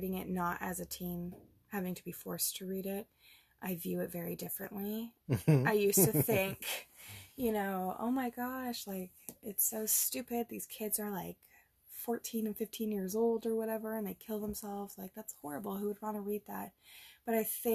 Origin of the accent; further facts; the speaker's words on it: Grimsby, Ontario, Canada; I grew up in Grimsby.